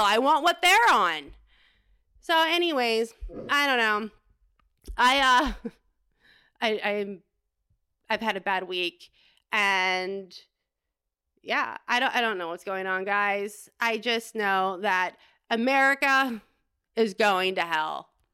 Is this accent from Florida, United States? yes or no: yes; Florida, United States; moved away; I grew up in Florida